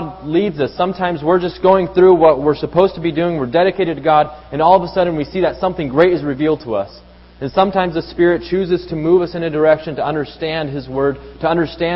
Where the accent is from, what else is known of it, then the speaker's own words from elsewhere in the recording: Mexico City, Mexico; moved away; Growing up in Mexico City, we'd often take public transportation.